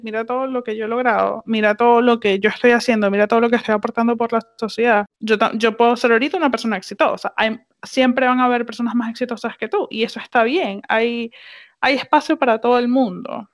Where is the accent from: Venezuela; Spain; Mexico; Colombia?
Venezuela; moved away; en Venezuela nosotros comíamos empanadas